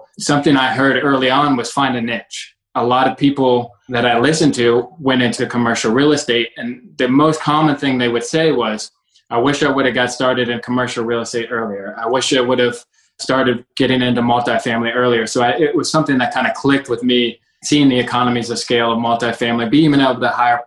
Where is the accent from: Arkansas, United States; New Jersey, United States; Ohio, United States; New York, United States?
Ohio, United States; Cincinnati; also born or lived in Kentucky; I was born and raised in Cincinnati.